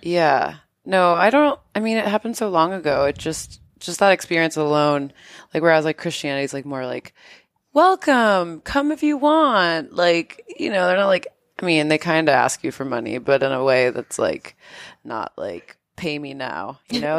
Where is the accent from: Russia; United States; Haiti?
United States; New York; moved away; I'm from New York